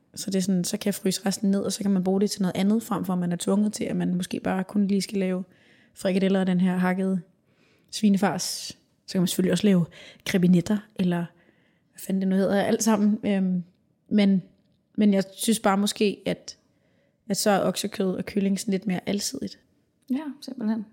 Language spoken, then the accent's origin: Danish; Denmark; vi danskere